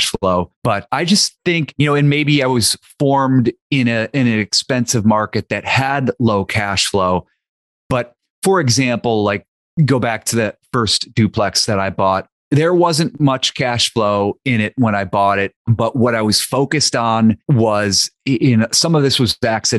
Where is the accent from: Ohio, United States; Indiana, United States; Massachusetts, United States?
Ohio, United States; near Youngstown; moved away; I grew up near Youngstown, Ohio, and Youngstown, Ohio is where my dad grew up